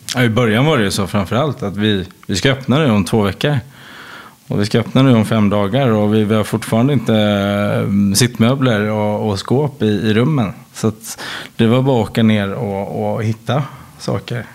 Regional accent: Sweden; moved away as an adult; now in France; som svensk

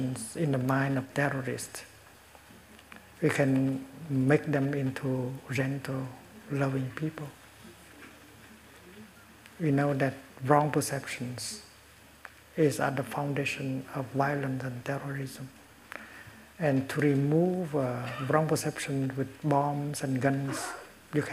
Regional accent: Vietnam; moved away as an adult; I was exiled from Vietnam for almost 40 years

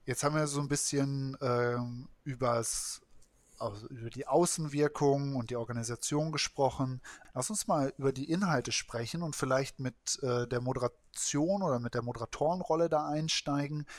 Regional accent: Kiel, Schleswig-Holstein, Germany; als Kieler

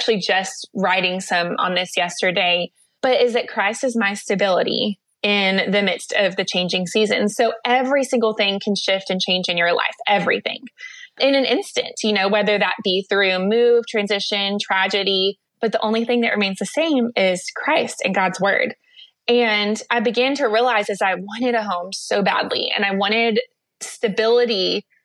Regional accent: El Paso, Texas, United States; also born or lived in Atlanta, Georgia; Well, I grew up partly in El Paso, Texas, and then partly in Atlanta, Georgia.

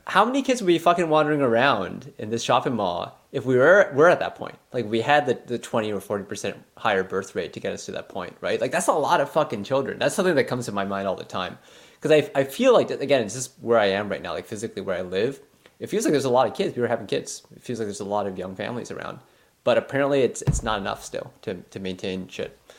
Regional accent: Canada; being Canadian

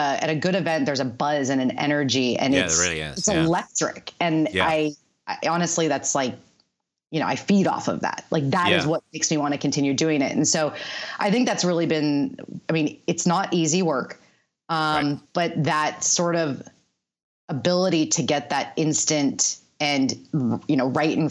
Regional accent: the Bay Area, California, United States; I'm growing up in the Bay Area, working there

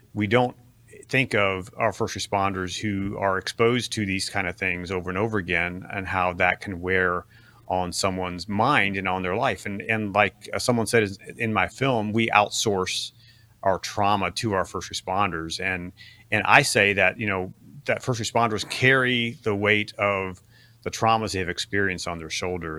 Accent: Ohio, United States; grew up in, uh, what, what my kids call Amish country, or the Amish world in Ohio

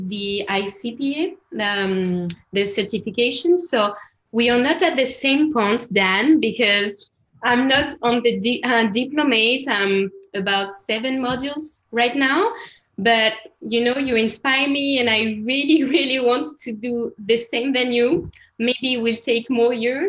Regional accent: France; accent: French; English is a second language; also born or lived in Barcelona, Spain; now in Paris, France; I'm French.

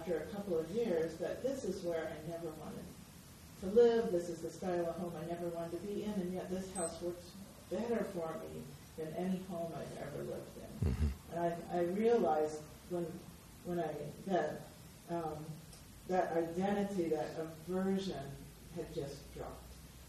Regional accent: Portland, Oregon, United States; I grew up in Portland, Oregon

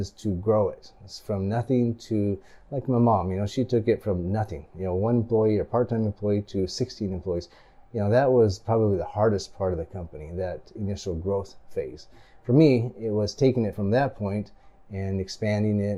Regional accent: Grants Pass, Oregon, United States; also born or lived in Japan / Salem, Oregon; I like Grants Pass. It's my hometown

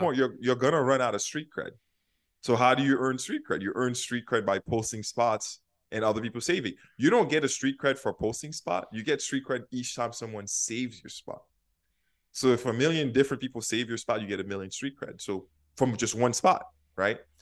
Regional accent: New York City, New York, United States; moved away as an adult; also born or lived in Haiti / San Francisco; now in Minneapolis, United States; I grew up in Haiti and I lived in Brooklyn

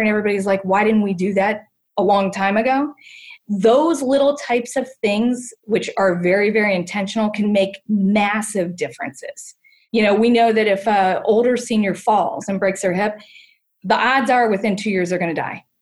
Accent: Canton, Ohio, United States; growing up in Canton, Ohio

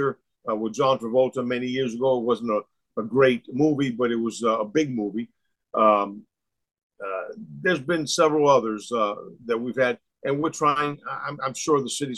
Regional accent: Tampa, Florida, United States; growing up in Tampa

